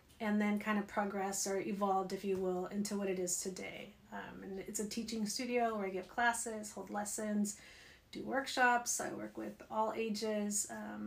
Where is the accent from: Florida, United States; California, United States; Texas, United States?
California, United States; Bakersfield; moved away as an adult; also born or lived in Los Angeles / Kansas City / Ohio; now in Carlsbad, United States; I'm originally from Southern California, from the Valley, Bakersfield. Born and raised there